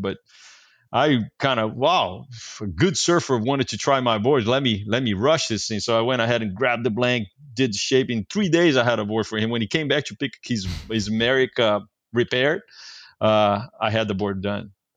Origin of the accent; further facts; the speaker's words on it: Brazil; moved away as an adult; now in California, United States; I was from Brazil